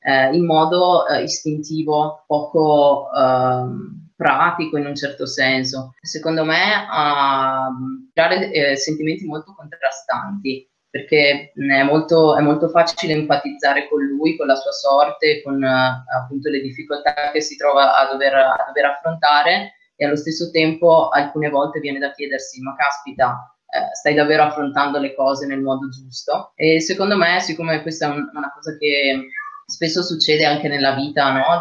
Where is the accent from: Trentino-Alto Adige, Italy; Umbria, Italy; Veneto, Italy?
Trentino-Alto Adige, Italy; Rovereto; sono originaria di Rovereto, una cittadina in provincia di Trento